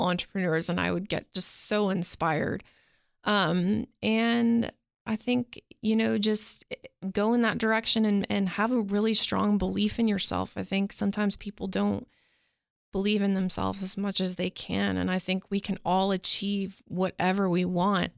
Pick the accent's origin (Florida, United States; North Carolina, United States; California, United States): Florida, United States; also born or lived in Nashville, Tennessee; now in Cookeville, United States; I was born in Nashville. My family left when I was four and we moved out to Florida.